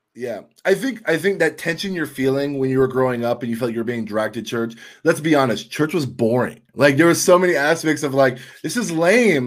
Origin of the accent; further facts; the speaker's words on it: Tampa, Florida, United States; now in Milwaukee, United States; I'm originally from Tampa, Florida, and somehow I'm the only Cuban that made it north of Nashville